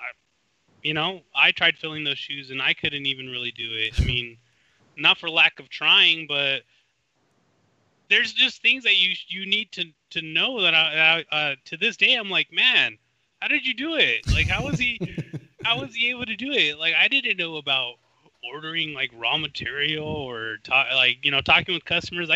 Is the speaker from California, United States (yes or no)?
yes; California, United States; people would instantly know I'm from California